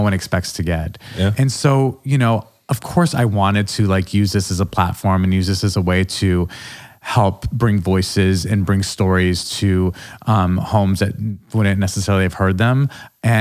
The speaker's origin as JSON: {"language": "English", "town": "Albuquerque", "region": "New Mexico", "country": "United States", "tie": "born or raised there", "also_born_or_lived": "New York City", "moved": "yes", "said": "all of my experiences in Albuquerque did sort of create the person I am now."}